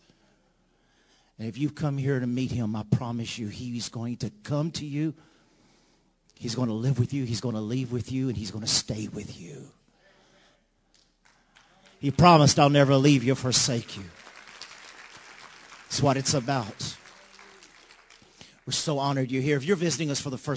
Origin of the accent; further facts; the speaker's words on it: Louisiana, United States; we're from Louisiana